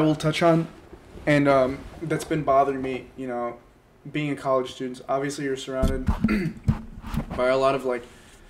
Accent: United States; also born or lived in Israel; I immigrated from Israel when I was around... I was six.

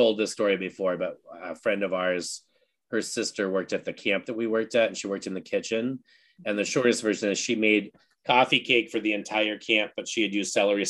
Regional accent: Cape Cod, Massachusetts, United States; I'm originally from Massachusetts, from the Cape Cod area, and there's a large Portuguese population on Cape Cod

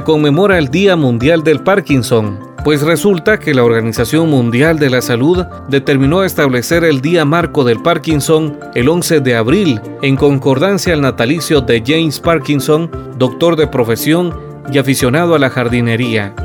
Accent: Guatemala; nos una como guatemaltecos

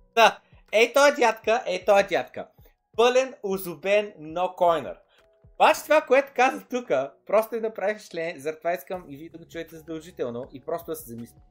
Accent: Varna, Varna Province, Bulgaria; моят роден край Владислав изведнъж става такъв, става центъра на града

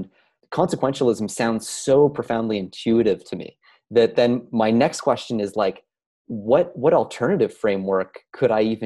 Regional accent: Canada; we're Canadian

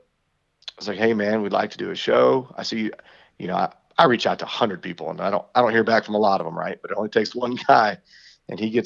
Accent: Texas, United States; we're a band from Texas

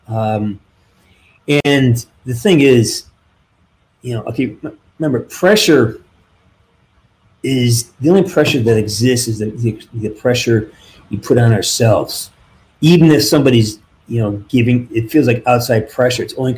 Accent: Western Massachusetts, United States; now in California, United States; I'm from Western Mass, and you know, we're up in the elevations

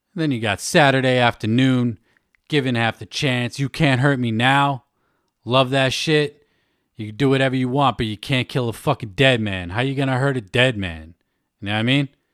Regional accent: Worcester, Massachusetts, United States; Worcester, Mass, my hometown.

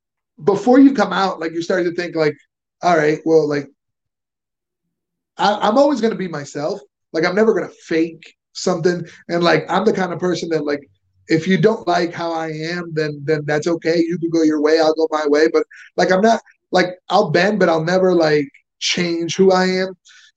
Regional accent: Venezuela; I'm from Venezuela. I speak Spanish if you prefer.

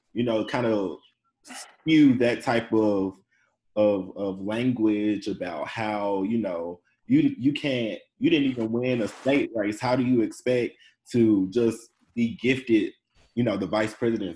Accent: Birmingham, Alabama, United States; I'm from Birmingham

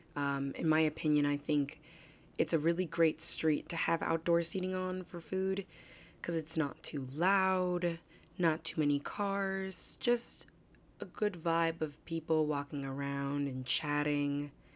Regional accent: New Jersey, United States; also born or lived in Manhattan, New York; Born in Manhattan, raised in New Jersey

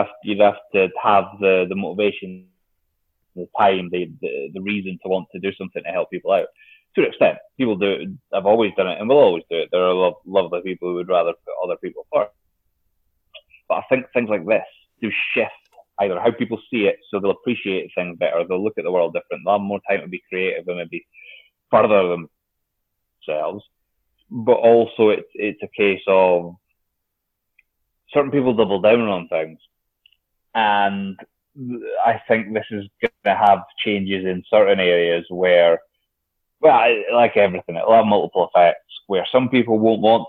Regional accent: United Kingdom

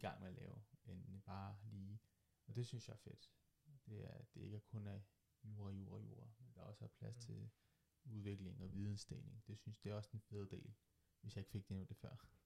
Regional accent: Køge, Zealand, Denmark; jeg kommer fra Køge, bor, fra Køge, bor i Køge, arbejder fra Køge og jeg vil gerne blive i Køge.

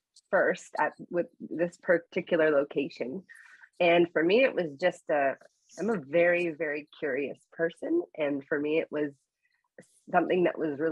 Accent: Canada; I was born and raised here in Canada.

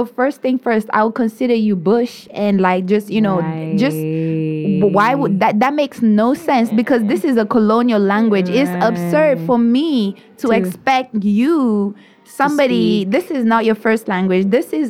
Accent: Kenya; moved away as an adult; now in United States

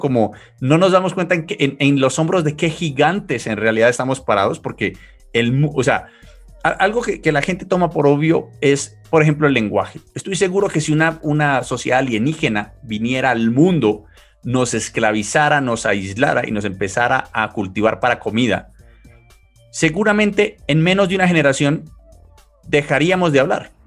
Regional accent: Colombia; soy colombiano

